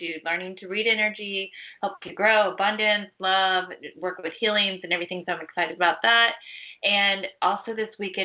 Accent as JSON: {"language": "English", "region": "Ohio", "country": "United States", "tie": "born or raised there", "moved": "yes", "said": "I was actually born and raised in Ohio on acreage"}